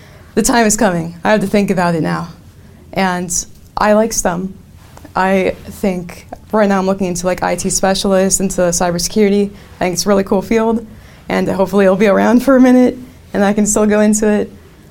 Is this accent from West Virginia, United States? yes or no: no; Silicon Valley, California, United States; we're from Silicon Valley